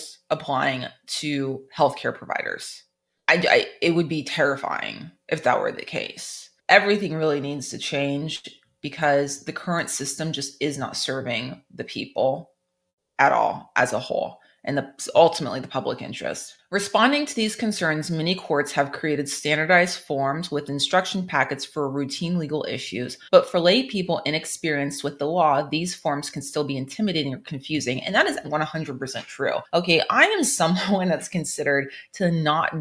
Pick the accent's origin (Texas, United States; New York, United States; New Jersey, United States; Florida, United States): Florida, United States; now in North Carolina, United States; I grew up in Florida